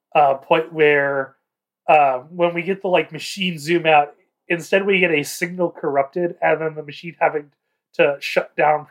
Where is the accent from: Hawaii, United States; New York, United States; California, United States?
California, United States; I'm sorry, as a Californian, snowing means it's not particularly cold is, like...